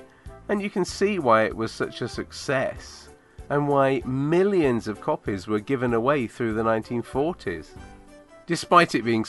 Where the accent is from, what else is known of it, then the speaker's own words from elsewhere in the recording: United Kingdom; also born or lived in Manchester; being British and the age I am